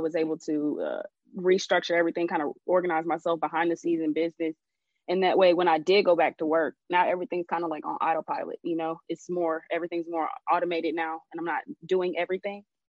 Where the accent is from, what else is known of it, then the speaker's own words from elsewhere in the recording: Jamaica; You know, I'm Jamaican and my grandfather's Chinese. I'm Jamaican and Chinese.